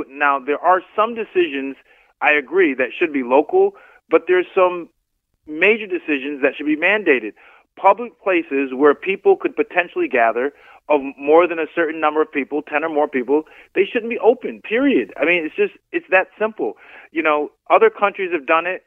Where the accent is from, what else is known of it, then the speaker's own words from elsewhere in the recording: United States; as an American